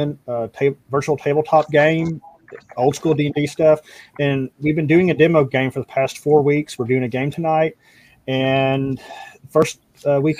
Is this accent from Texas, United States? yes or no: yes; North Texas, United States; now in Arkansas, United States; I live in Arkansas. I'm from North Texas originally